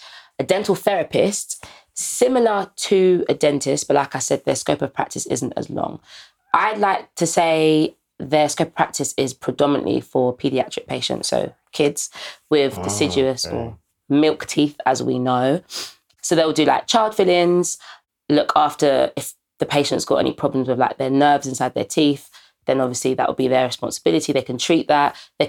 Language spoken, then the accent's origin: English; Ghana; He was a black guy, and he actually was Ghanaian, and I'm obviously Ghanaian as well.